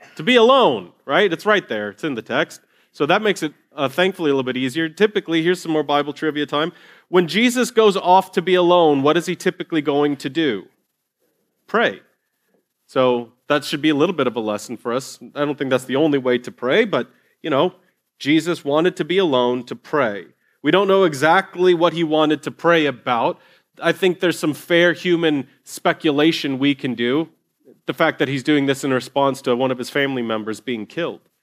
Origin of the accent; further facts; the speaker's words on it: Ohio, United States; moved away; I grew up in Ohio in Longaberger baskets.